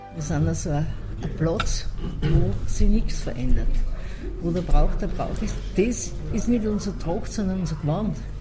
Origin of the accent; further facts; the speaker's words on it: Ausseerland, Styria, Austria; Und in meinem Haus, wo ich geboren bin, meine Eltern, die haben alle Singer können